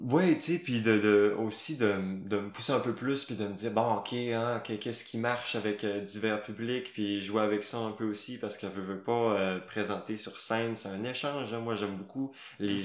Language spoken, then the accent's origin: French; Gaspésie, Quebec, Canada; moved away as an adult; also born or lived in Saguenay; j'ai fait mon secondaire en Gaspésie